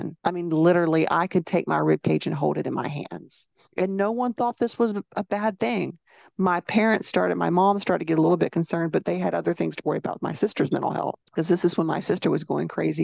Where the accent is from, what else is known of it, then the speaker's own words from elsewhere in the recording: Alabama, United States; If I keep my mouth shut, they'd never know I was from Alabama.